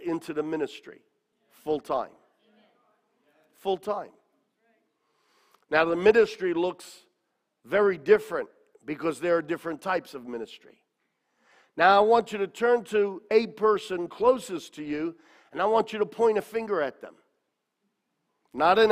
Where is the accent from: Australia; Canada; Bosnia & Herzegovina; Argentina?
Australia; I was a young man growing up in Australia